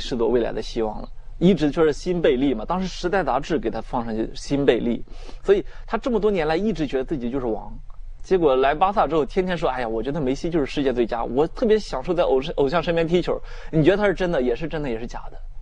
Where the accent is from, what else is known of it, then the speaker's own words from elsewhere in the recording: China; 我们中国人民